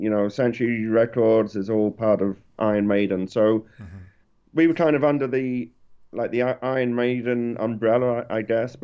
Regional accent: Lowestoft, East of England, United Kingdom; also born or lived in Cambridge; now in Ohio, United States; me and Rob were from a place called Lowestoft, which is maybe 8 miles to the south

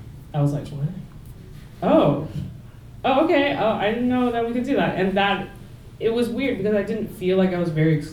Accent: Taiwan; now in Toronto, Canada; I'm from Taiwan, like my hometown in Taiwan is not like that.

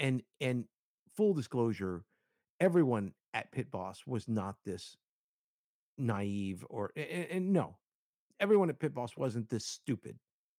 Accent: Cuba; I'm Hispanic. I'm Cuban, and I was raised and in the Latino community

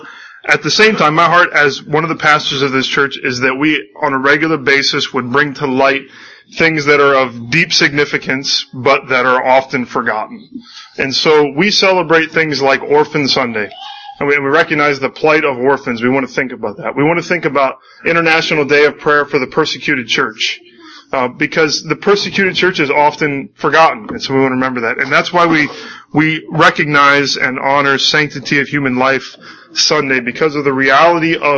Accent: United States; I am an American citizen

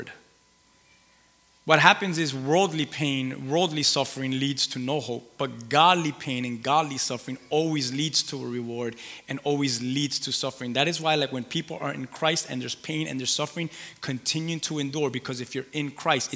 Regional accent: Key West, Florida, United States; I'm from Key West

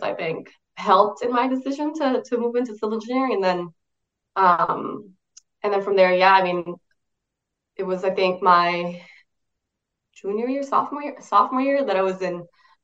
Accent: San José, Costa Rica; moved away as an adult; now in United States; I'm originally from San Jose, Costa Rica, in Latin America, above Panama

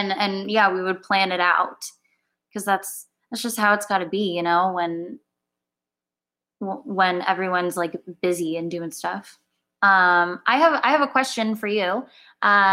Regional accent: Orange County, California, United States; moved away as an adult; now in Los Angeles, United States; I am from Orange County, born and raised. Lived there my whole life

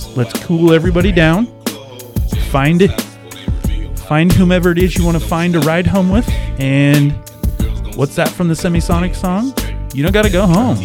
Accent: the Northwest, Pacific Northwest, United States; also born or lived in Florida / Japan / New Jersey; now in Washington, United States; I grew up in the Northwest

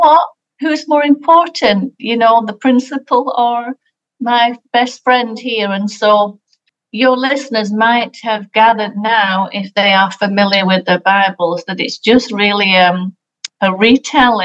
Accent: England, United Kingdom; moved away; I'm from England, and so we don't celebrate Thanksgiving in England

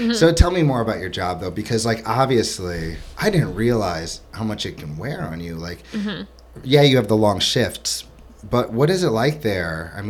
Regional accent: Florida, United States; I'm from Florida, and, like, there was these pain management centers.

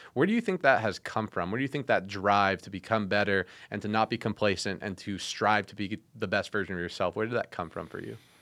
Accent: Las Vegas, Nevada, United States; living in Vegas, growing up in Vegas

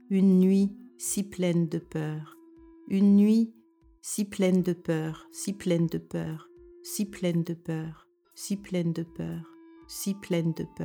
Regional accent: France; moved away as an adult; now in Denmark; Je suis française et je vis au Danemark depuis plus de 40 ans.

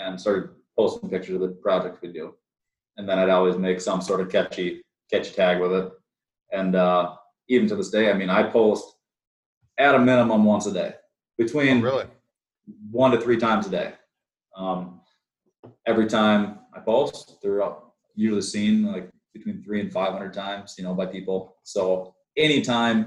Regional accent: Minnesota, United States; We're from Minnesota

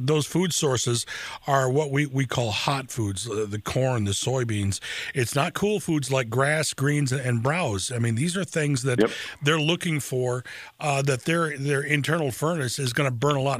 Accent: Lansing, Michigan, United States; especially in my hometown of Lansing. I've spent so much, over half my life, oddly enough, on the radio here in Lansing.

